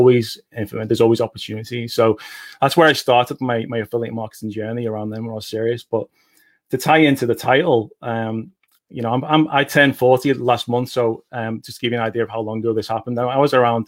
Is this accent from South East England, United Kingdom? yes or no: no; Liverpool, North West England, United Kingdom; accent: Liverpool; It's 2 p.m. in the afternoon here in Liverpool, UK. I tend to talk quite quickly, so our accents are quite quick over here